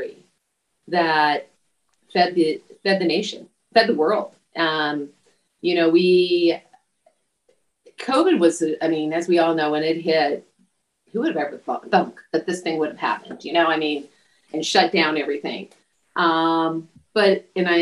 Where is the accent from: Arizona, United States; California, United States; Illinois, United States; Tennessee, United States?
California, United States; Imperial Valley; I was from the Imperial Valley